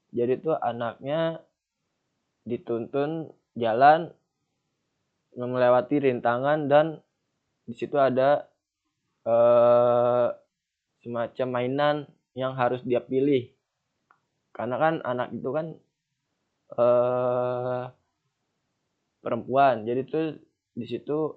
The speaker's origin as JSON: {"language": "Indonesian", "region": "Jakarta", "country": "Indonesia", "said": "Misalkan ayah saya berasal dari Jawa, ibu saya berasal dari Sunda, dan saya sendiri berasal dari Jakarta."}